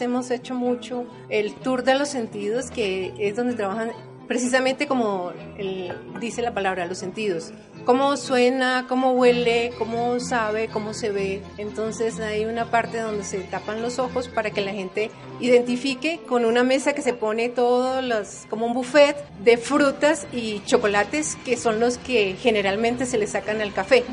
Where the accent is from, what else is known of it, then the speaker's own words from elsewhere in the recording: Colombia; now in Quito, Ecuador; yo como colombiana tomo mucho ah, café